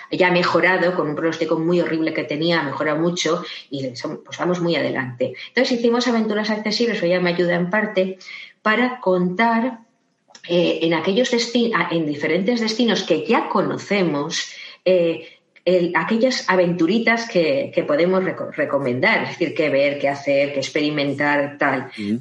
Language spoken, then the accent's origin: Spanish; Valencia, Valencian Community, Spain; soy de Valencia